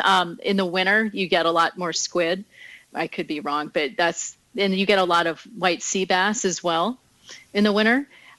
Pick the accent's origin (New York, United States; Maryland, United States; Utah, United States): Maryland, United States; Chevy Chase; also born or lived in Alexandria, United States / Florida, United States / Maine, United States / California, United States; I grew up in Chevy Chase, in a place called Kenwood, and then also in Old Town Alexandria for part of my life.